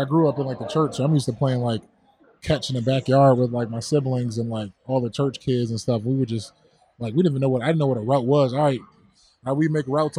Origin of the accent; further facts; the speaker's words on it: Buffalo, New York, United States; moved away as an adult; also born or lived in Houston; I grew up in the East Ferry Projects on the east side of Buffalo